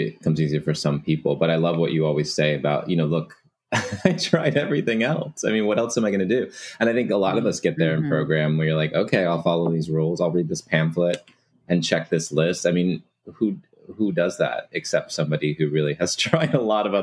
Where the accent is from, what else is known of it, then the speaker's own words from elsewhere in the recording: Houston, Texas, United States; I'm from Texas, I'm from Houston